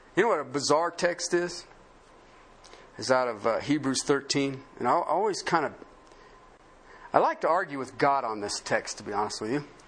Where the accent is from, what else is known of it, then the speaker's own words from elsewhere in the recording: southern Ohio, United States; moved away; also born or lived in Colorado; I grew up in Union country, southern Ohio